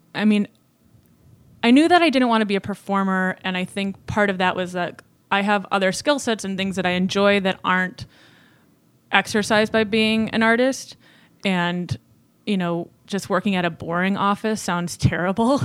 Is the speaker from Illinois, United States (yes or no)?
yes; Chicago, Illinois, United States; I'm from Chicago, Illinois, the actual city, not a bur-, burb